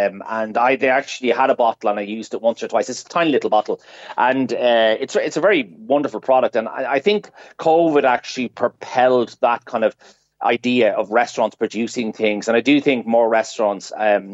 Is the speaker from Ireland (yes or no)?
yes; Ireland; as Irish people